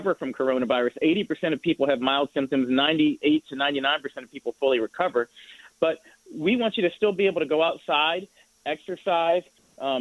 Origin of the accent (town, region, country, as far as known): Indianapolis, Indiana, United States; born or raised there; moved away